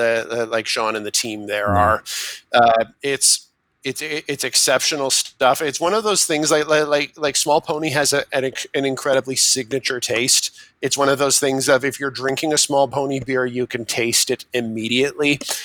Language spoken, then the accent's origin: English; Burlington, Ontario, Canada; now in Ottawa, Canada; from my hometown of Burlington, Ontario.